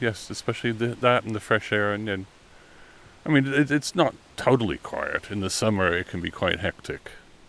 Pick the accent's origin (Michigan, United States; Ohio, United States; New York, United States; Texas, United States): New York, United States; also born or lived in Brussels, Belgium / Chicago, United States; now in Rye, United Kingdom; I grew up in Forest Hills, New York. And then my mother married an Englishman who worked at ITT in Brussels, so we moved there. Then she remarried to a Belgian.